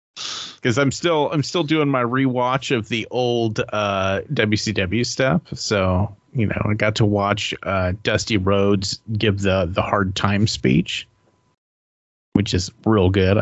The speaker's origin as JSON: {"language": "English", "country": "United States", "said": "I'm American"}